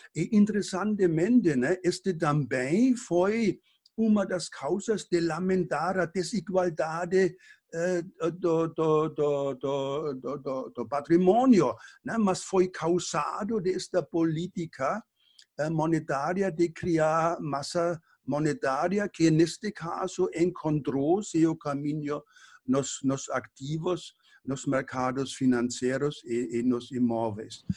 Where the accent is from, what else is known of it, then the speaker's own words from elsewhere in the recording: Germany; moved away; eu nasci, eh, cresci na Alemanha